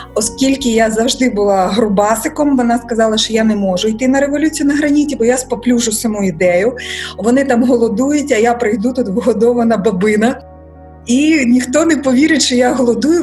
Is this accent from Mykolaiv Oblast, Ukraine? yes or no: yes; Mykolaiv, Mykolaiv Oblast, Ukraine; Ukrainian is a second language; moved away as an adult; now in Kyiv, Ukraine; Я сказала з Миколаєва